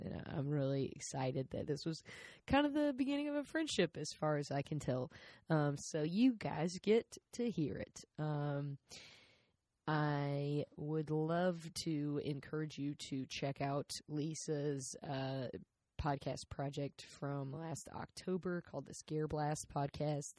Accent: South Carolina, United States; I'm from South Carolina.

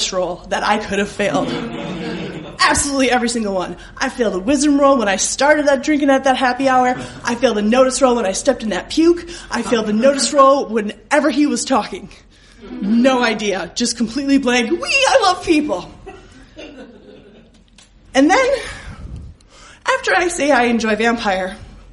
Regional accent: Wisconsin, United States; I'm from Wisconsin

